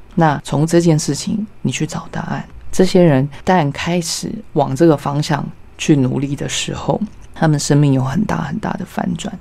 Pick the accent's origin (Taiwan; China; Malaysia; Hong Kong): Taiwan; Yilan, Yilan County; 我是在宜兰出生的小孩